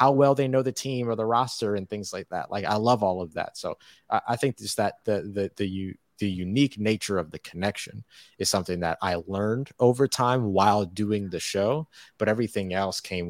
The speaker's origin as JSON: {"language": "English", "town": "New Orleans", "region": "Louisiana", "country": "United States", "tie": "born or raised there", "said": "I grew up around New Orleans Saints fans. So I think also like being from the community is really important to me too"}